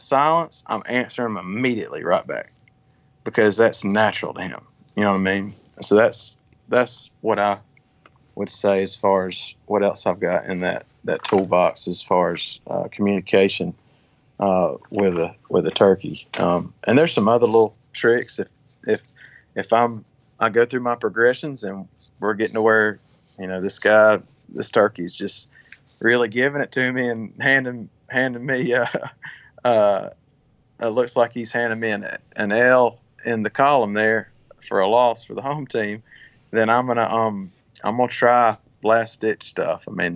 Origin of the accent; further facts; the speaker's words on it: Georgia, United States; Georgia, my home state.